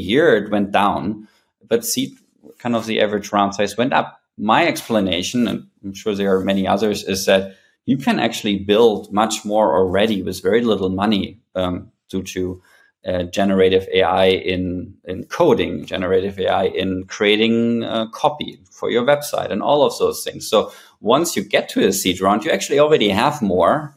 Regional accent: Berlin, Germany; moved away as an adult; also born or lived in New York; prior to coming back to my hometown Berlin, I also spent 10 years in New York

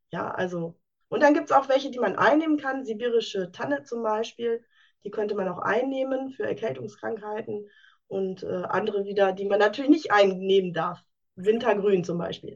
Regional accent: Münsterland, North Rhine-Westphalia, Germany; Ich komme aus dem schönen Münsterland

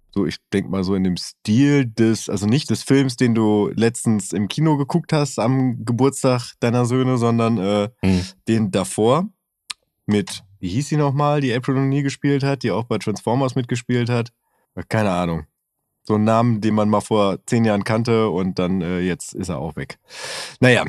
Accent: North Rhine-Westphalia, Germany; Ich bin aus Westfalen

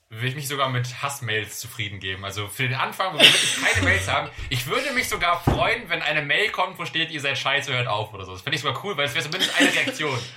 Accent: Düsseldorf, North Rhine-Westphalia, Germany; born there; ich wurde ja, ich wurde ja in Düsseldorf geboren und manche, also mir wurde, wurde schon mal gesagt, dass manche raushören, dass man so aus der Region kommt, dass es vielleicht nicht ganz, keine Ahnung, kein Hannoveraner Hochdeutsch ist oder so

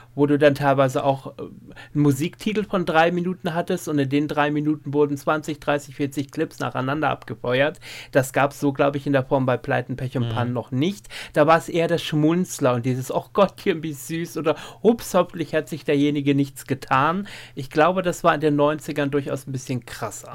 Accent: East Frisia, Lower Saxony, Germany; moved away; in meine alte Heimat nach Ostfriesland zurückkehrte

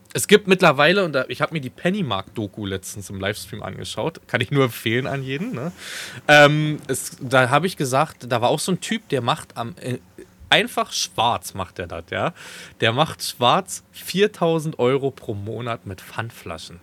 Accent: Falkensee, Brandenburg, Germany; in meiner Jugend in Falkensee, ist so die Stadt, wo ich groß geworden bin, wo ich auch jahrelang gewohnt habe

